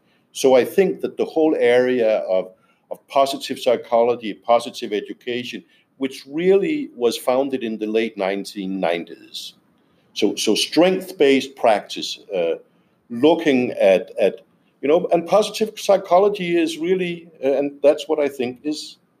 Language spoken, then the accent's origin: English; Denmark; I'm from Denmark.